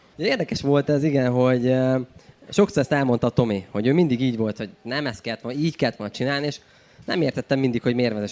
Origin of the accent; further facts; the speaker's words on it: Cegléd, Pest, Hungary; moved away; egy vidéki városból származunk Ceglédről